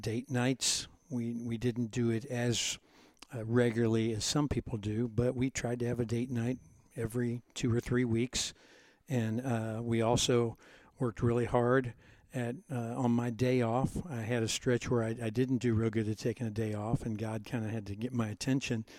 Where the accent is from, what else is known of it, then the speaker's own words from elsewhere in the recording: Cincinnati, Ohio, United States; I grew up in Cincinnati, Ohio, about 10 minutes away from you.